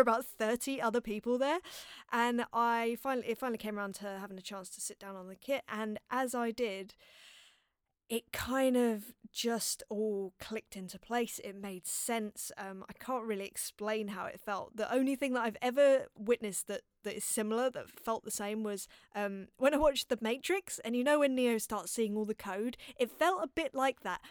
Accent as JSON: {"language": "English", "region": "London", "country": "United Kingdom", "tie": "born or raised there", "said": "growing up in North London and, uh, in a place called Palmer's Green"}